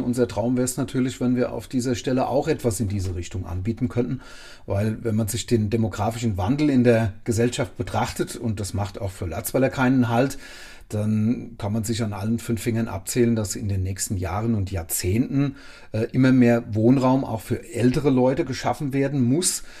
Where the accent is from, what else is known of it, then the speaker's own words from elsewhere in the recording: Lörzweiler, Rhineland-Palatinate, Germany; um meine Heimatgemeinde